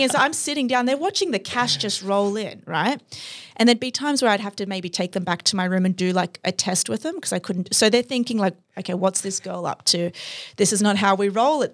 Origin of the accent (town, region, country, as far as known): Australia; moved away